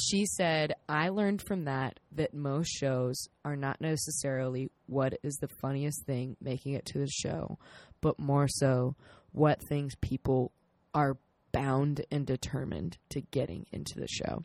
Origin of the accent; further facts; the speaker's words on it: South Carolina, United States; we're both from South Carolina.